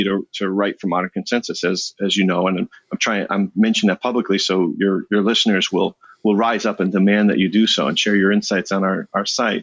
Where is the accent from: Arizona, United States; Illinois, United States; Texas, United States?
Illinois, United States; Chicago; I'm born and raised in Chicago